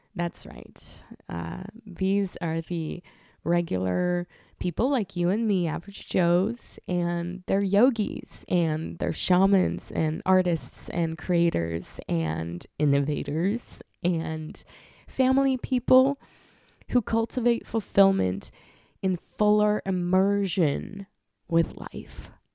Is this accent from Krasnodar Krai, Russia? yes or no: yes; Krasnodar Krai, Russia; moved away; I was born in the region called Krasnodar in Russia